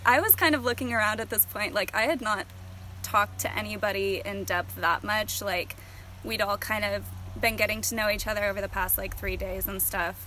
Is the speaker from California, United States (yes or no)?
yes; East Bay area, California, United States; also born or lived in Sacramento, California; born and raised in the East Bay area in California, but currently living up near Sacramento